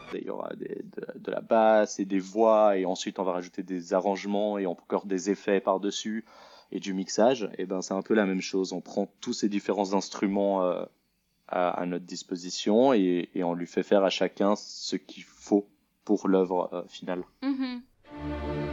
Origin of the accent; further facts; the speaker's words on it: Lausanne, Vaud, Switzerland; moved away as an adult; also born or lived in Paris; je suis originaire de Lausanne, en Suisse